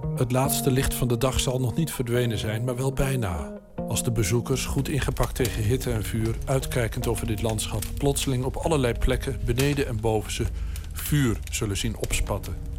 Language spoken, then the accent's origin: Dutch; Twente, Overijssel, Netherlands; Ik kom zelf uit Twente, het oosten van het land.